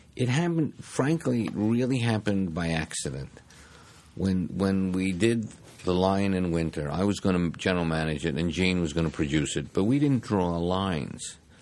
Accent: New York City, New York, United States; I grew up in the Bronx, uh, a New York kid

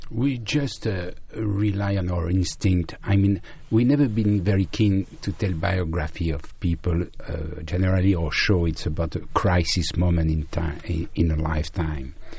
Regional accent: Brittany, France; I was born in Brittany, in the west of France, where there is a strong Celtic culture

